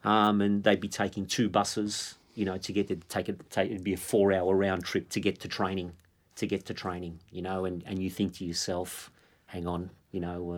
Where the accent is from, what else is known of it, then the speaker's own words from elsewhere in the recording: Melbourne, Victoria, Australia; growing up in Melbourne